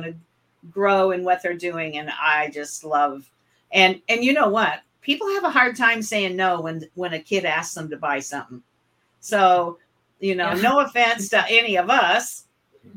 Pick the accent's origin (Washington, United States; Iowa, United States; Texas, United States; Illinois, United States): Illinois, United States; West Central; I was born and raised in West Central Illinois, and I lived on a farm